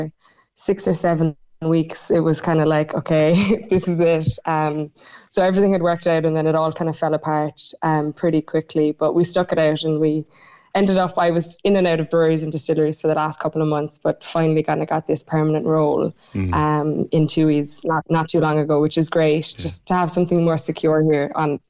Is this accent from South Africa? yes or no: no; Blarney, Munster, Ireland; moved away as an adult; now in Australia